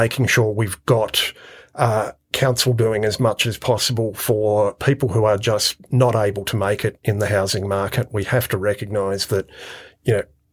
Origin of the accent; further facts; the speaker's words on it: Penrith, New South Wales, Australia; moved away as an adult; also born or lived in Blue Mountains / Bathurst; now in Orange, Australia; I grew up in Western Sydney, in Penrith, and then in the Blue Mountains.